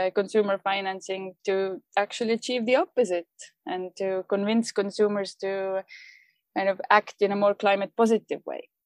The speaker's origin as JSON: {"language": "English", "country": "Estonia", "also_born_or_lived": "London", "moved": "as an adult", "said": "I moved back to Estonia from London, and and this was actually my my first adult job in Estonia after starting my career in London"}